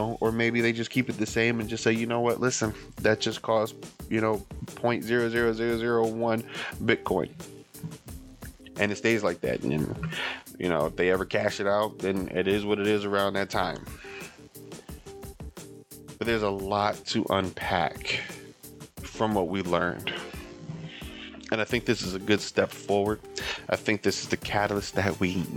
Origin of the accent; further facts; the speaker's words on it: United States; I'm talking from the American standpoint.